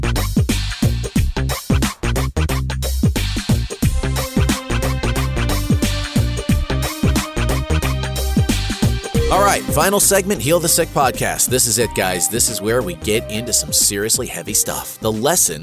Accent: New Jersey, United States; I'm from Jersey

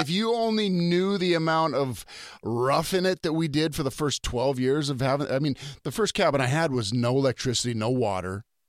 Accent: North Dakota, United States; we're both from North Dakota

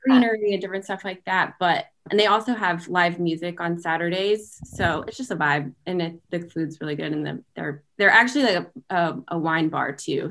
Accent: Waco, Texas, United States; moved away as an adult; also born or lived in Charlotte, North Carolina; now in Columbia, United States; I am actually from Texas and then moved to the Carolinas about four years ago

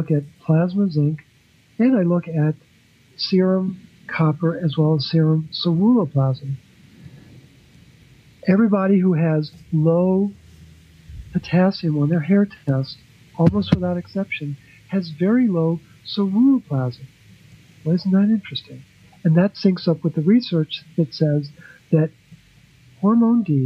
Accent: Baltimore, Maryland, United States; I'm from Baltimore, and my son calls me …

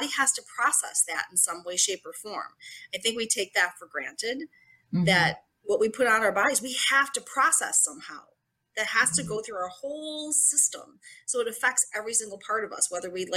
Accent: Buffalo, New York, United States; I am from Buffalo, New York.

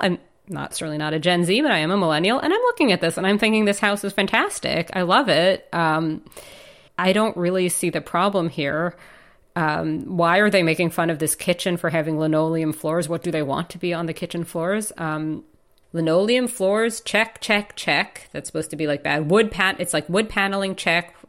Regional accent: New York, United States; moved away; as a New Yorker

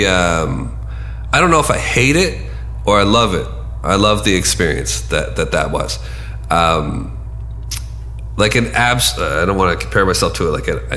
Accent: Canada; accent: Canadian; my Canadian accent

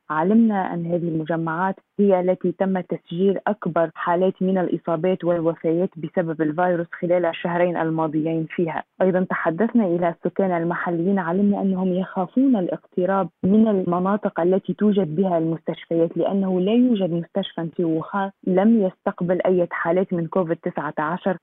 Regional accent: China; من مواليد الصين

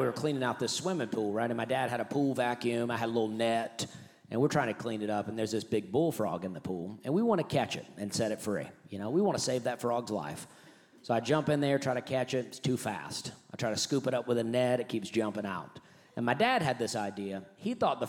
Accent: Alabama, United States; I grew up in Alabama. That's where I'm from.

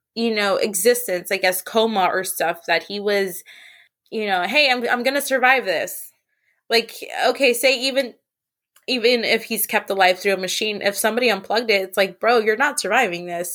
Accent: San Francisco, California, United States; also born or lived in the Valley; I grew up in San Francisco

